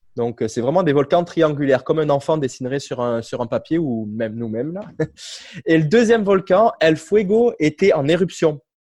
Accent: Cavaillon, Provence-Alpes-Côte d'Azur, France; moved away as an adult; also born or lived in Guadeloupe; now in Montreal, Canada; je suis originaire euh, du sud de la France, Cavaillon, une petite, ville dans le sud-est, proche de Marseille

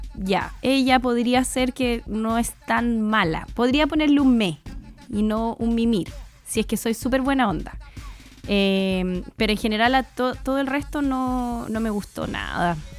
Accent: Chile; los chilenos también tenemos

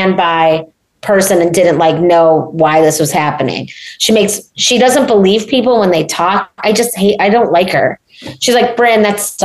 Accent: Chicago, Illinois, United States; I'm from Chicago

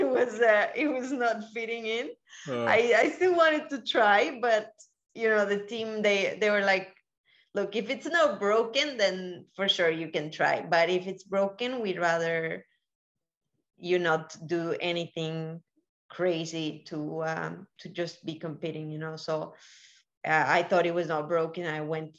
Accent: Colombia; also born or lived in Miami, United States; now in Spain; I'm originally from Colombia

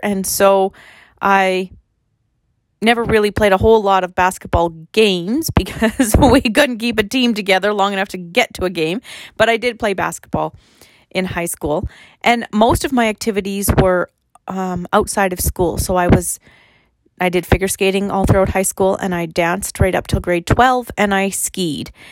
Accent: Fort Qu'Appelle, Saskatchewan, Canada; So I live in Fort Capel, and I grew up in Fort Capel, and I was actually born in Fort Capel

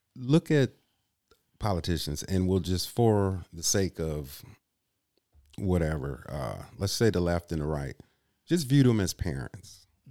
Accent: Kenosha, Wisconsin, United States; also born or lived in Illinois; now in Green Bay, United States; I'm originally from Illinois. I grew up in Kenosha, Wisconsin.

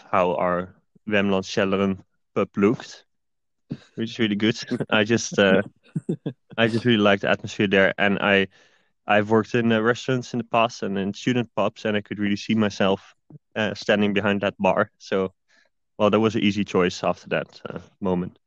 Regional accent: Netherlands; moved away as an adult; now in Sweden; I'm from Netherlands

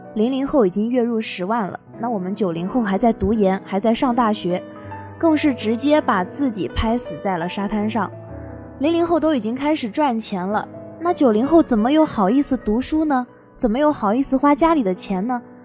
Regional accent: Suzhou, Jiangsu, China; now in Nanjing, China; 那我们家是苏州的，离这边比较近，我也一般都会搭高铁回去

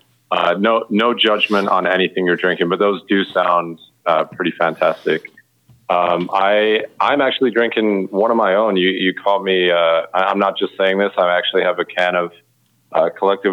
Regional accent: Wales, United Kingdom; moved away; growing up in Wales

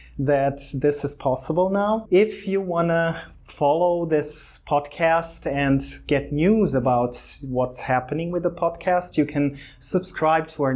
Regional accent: Croatia; also born or lived in Germany; I was born in Germany. I grew up in Croatia

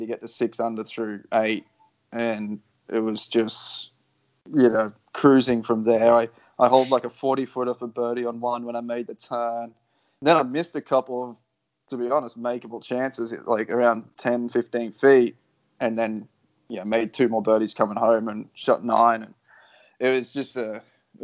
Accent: Australia; I'm the Australian version

